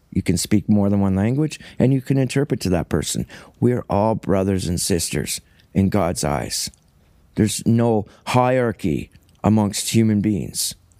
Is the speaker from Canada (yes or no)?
yes; Cambridge, Ontario, Canada; first language English; also born or lived in Paisley, Ontario; now in Saugeen Shores, Canada; I'm white trash from Ontario, Cambridge, Ontario, Canada